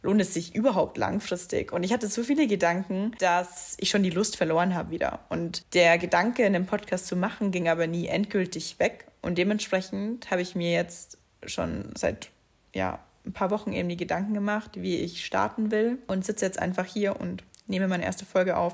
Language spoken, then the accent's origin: German; near Munich, Bavaria, Germany; accent: dialect; ich bin in der Nähe von München geboren, wie man es vielleicht auch teilweise bei gewissen Wörtern hört, spreche ich eigentlich Dialekt.